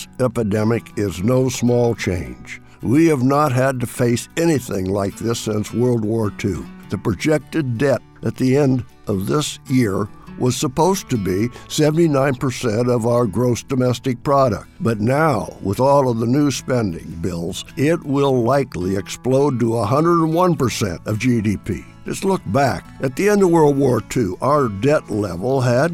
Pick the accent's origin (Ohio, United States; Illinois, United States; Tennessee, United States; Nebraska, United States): Illinois, United States; now in Washington, United States; my farm state of Illinois